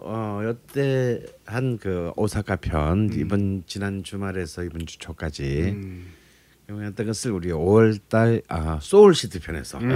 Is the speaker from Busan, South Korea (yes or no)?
yes; Busan, South Korea; moved away; 왠지 제 고향에 간 듯한 느낌. 음. 뭔가 약간 부산에 간 듯한 느낌이 좀 있어요.